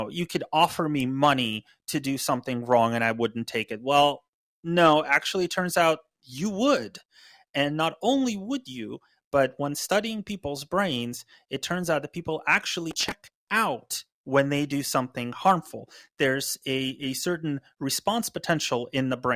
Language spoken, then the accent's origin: English; United States